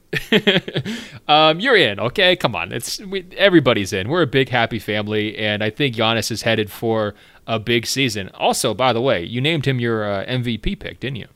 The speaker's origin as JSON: {"language": "English", "town": "Portland", "region": "Oregon", "country": "United States", "tie": "born or raised there", "said": "my home city, my home state"}